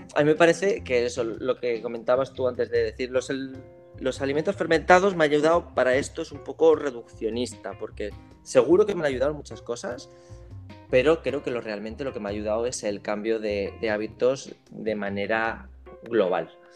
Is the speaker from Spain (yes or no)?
yes; Navarre, Spain; como buen navarro